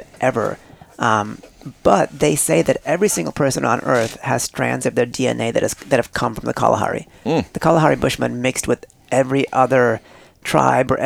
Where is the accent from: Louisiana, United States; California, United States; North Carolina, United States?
California, United States; Northern; also born or lived in East India; I'm from East India, but I was raised in Northern California